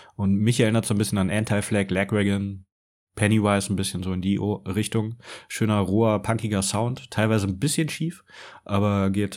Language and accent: German; Stuttgart, Baden-Württemberg, Germany; als Stuttgarter